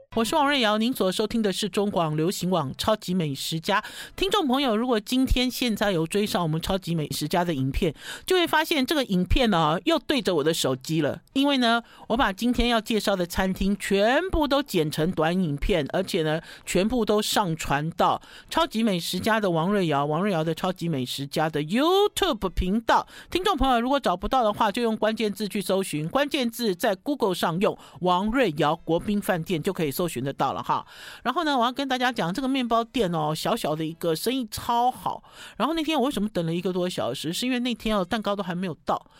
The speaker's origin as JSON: {"language": "Chinese", "country": "Taiwan", "said": "我们台湾人"}